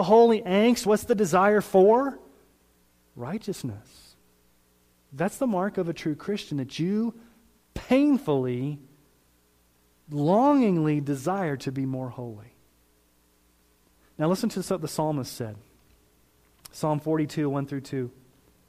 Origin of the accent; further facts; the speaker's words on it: Colorado Springs, Colorado, United States; now in Sterling, United States; I grew up in Colorado Springs.